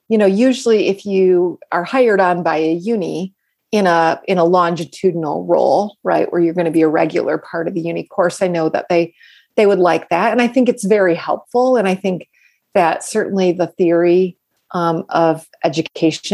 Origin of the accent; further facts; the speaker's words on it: United States; also born or lived in London; I'm an American PA